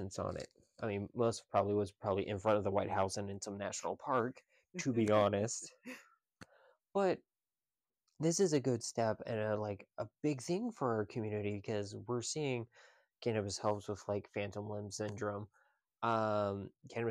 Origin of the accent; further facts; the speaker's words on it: Virginia, United States; now in Pennsylvania, United States; Virginia is my home state. It's where I was born.